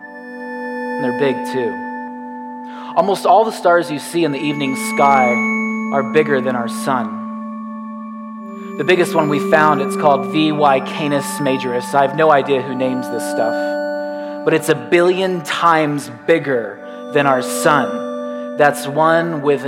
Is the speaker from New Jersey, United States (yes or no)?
no; Grand Rapids, Michigan, United States; I'm from Grand Rapids, Michigan